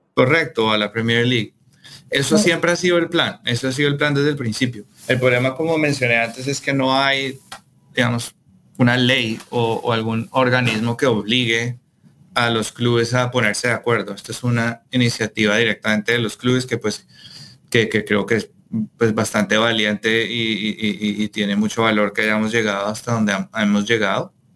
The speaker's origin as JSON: {"language": "Spanish", "country": "Colombia", "said": "yo soy colombiano"}